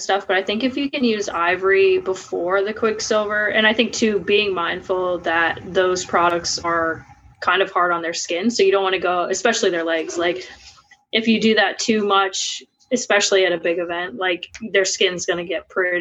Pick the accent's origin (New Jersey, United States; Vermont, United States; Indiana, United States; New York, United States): Vermont, United States; now in Cochranville, United States; I'm originally from Vermont